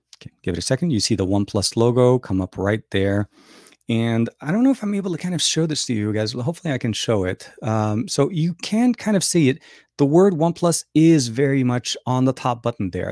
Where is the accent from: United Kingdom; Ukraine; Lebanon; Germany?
Lebanon; English is a second language; now in United States; born and raised in Lebanon, speak Arabic, uh, and, uh, been living here for, uh, a long, long time